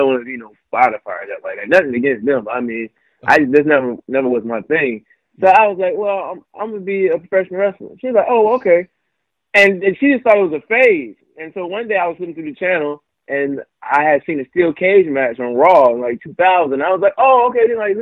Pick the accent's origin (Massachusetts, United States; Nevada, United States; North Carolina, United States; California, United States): North Carolina, United States; Wilmington; moved away as an adult; now in Charlotte, United States; I'm originally from Wilmington, North Carolina